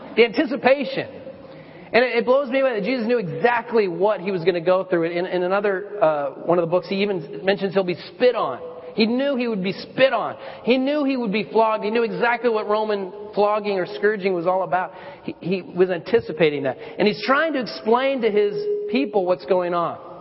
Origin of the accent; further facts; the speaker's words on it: Colorado, United States; I, I lived in, uh, I grew up in Colorado